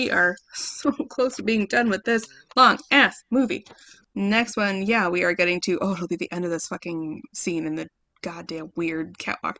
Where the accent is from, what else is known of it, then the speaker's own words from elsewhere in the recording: Midwest, United States; moved away; We grew up in the Midwest